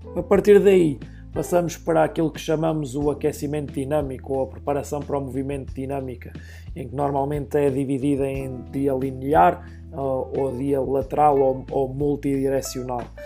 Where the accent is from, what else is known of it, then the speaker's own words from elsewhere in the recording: Oliveira do Hospital, Centro, Portugal; moved away as an adult; now in Lincoln, United States; eu sou natural de Oliveira do Hospital, uma pequena cidade no distrito de Coimbra